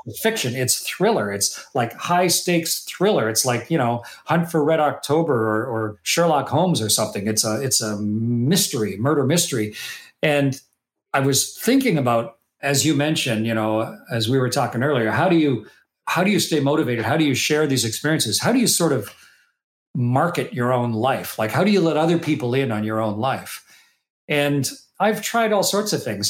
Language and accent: English; Canada; that little kid growing up in Canada